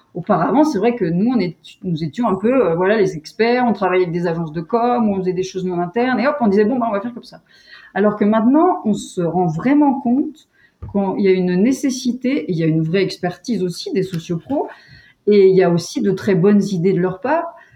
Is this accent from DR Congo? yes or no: no; Val d'Isère, Auvergne-Rhône-Alpes, France; moved away as an adult; also born or lived in Bourg-Saint-Maurice / Grenoble; je suis née à Bourg-Saint-Maurice et j'ai grandi à Val d'Isère